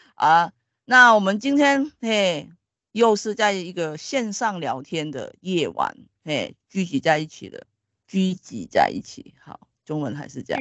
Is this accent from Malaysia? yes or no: yes; Sabah, Malaysia; moved away; 马来西亚的那个哥达基纳巴鲁山是东南亚最高的山，我身为是那一边的人